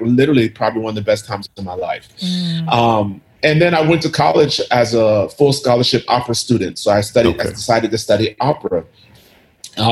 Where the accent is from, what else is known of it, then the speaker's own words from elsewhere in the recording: United States; I grew up in the States. I never lived in Ghana, but I do go back quite often.